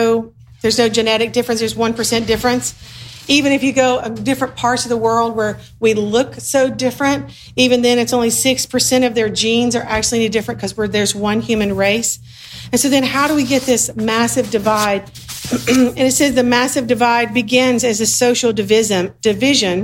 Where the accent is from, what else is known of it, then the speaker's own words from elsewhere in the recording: the South, United States; moved away; also born or lived in Sudan; I grew up in the South